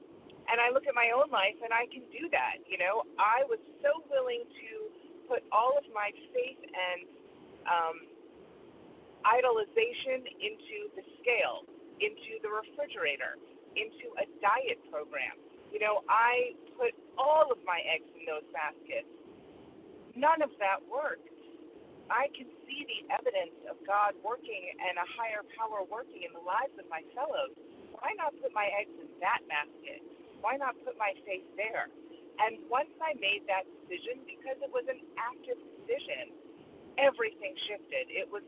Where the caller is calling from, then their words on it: Connecticut, United States; Good morning, Jen. … from Connecticut.